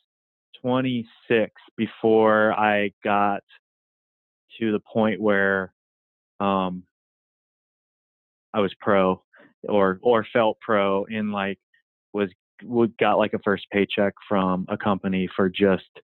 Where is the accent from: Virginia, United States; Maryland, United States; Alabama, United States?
Virginia, United States; I grew up in Virginia on the East Coast, and, no sidewalks, kind of grew out in the country area of Virginia